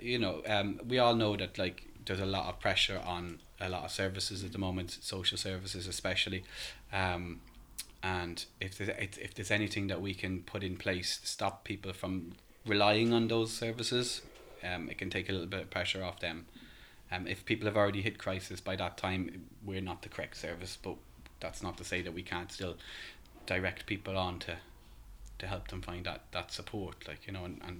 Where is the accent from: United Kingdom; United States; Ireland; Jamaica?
Ireland; As you can tell by my accent, I'm not local. I'm from Ireland originally.